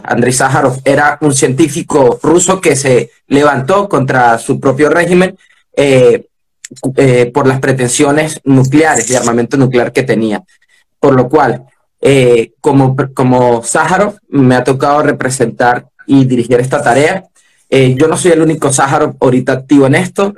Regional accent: Venezuela; soy venezolano

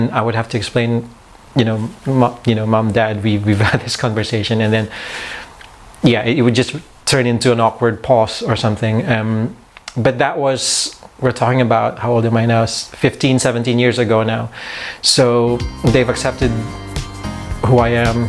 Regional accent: Philippines; born or raised there; moved away as an adult; also born or lived in Manila

